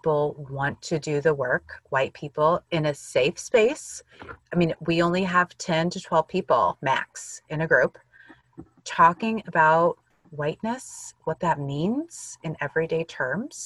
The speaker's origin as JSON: {"language": "English", "region": "Illinois", "country": "United States", "tie": "born or raised there", "said": "I grew up in Illinois in the U.S., and I grew up with mostly white people"}